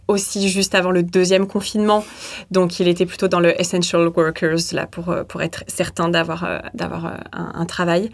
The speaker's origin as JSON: {"language": "French", "town": "Saint-Étienne", "region": "Auvergne-Rhône-Alpes", "country": "France", "also_born_or_lived": "Lyon", "moved": "as an adult", "lives_now": "Christchurch, New Zealand", "said": "Alors, moi, je suis de Saint-Étienne"}